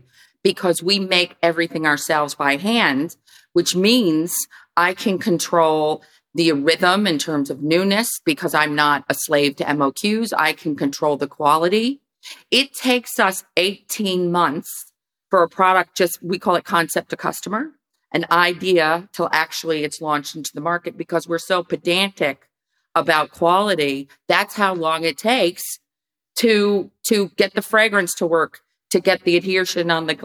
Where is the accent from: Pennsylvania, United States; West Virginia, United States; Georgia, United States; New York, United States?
New York, United States; New York City; moved away as an adult; also born or lived in Sausalito, California / Australia; I'm from the New York City area